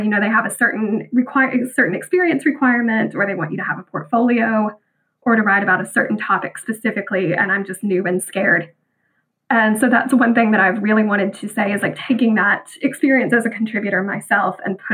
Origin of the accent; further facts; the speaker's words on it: Bible Belt of the Southern United States, United States; growing up in the Bible Belt of Southern America